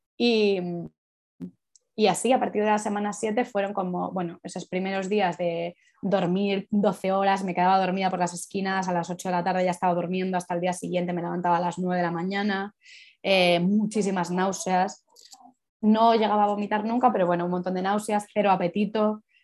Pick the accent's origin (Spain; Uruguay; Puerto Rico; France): Spain; Madrid, Community of Madrid; soy de Madrid y vivo en Madrid